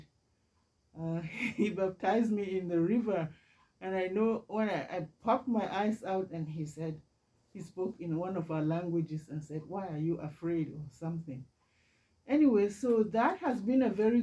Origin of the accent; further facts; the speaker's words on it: Nigeria; moved away as an adult; now in Canada; I was born and raised in Nigeria many years ago